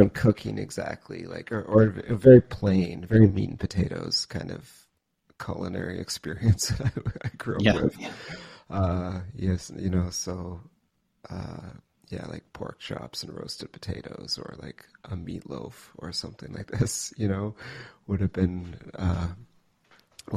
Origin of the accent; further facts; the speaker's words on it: Cambridge, Ontario, Canada; now in Sackville, Canada; I grew up in Cambridge, Ontario, or just outside of Cambridge, Ontario